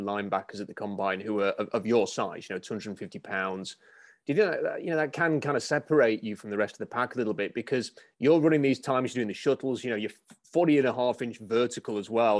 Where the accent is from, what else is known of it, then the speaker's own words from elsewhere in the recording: United Kingdom; someone who's from the U K